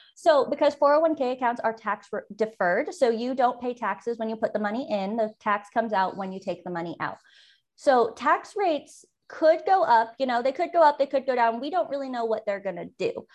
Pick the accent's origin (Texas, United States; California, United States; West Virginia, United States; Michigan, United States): California, United States; San Francisco Bay Area; moved away as an adult; also born or lived in eastern Idaho; now in Idaho, United States; I'm originally from the San Francisco Bay Area. It's where I was born and raised